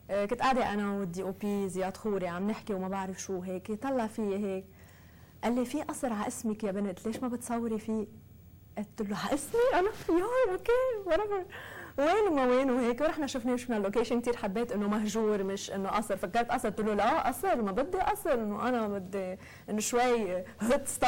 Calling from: United States; الحمد لله تمام انا … من امريكا

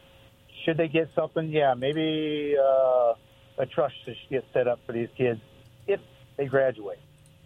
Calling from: Richmond, United States; Hey, it's … from Richmond.

